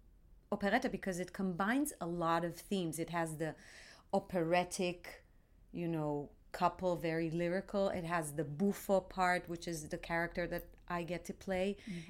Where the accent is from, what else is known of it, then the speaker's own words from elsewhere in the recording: Tel Aviv, Tel Aviv District, Israel; And I grew up in Tel Aviv.